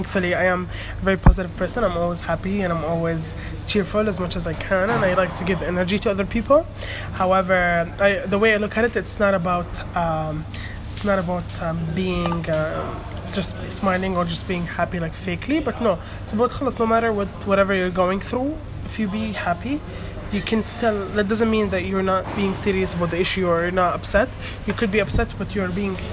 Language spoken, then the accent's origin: English; Qatar; also born or lived in Palestine; I'm from Palestine. I live in Qatar. I was born here.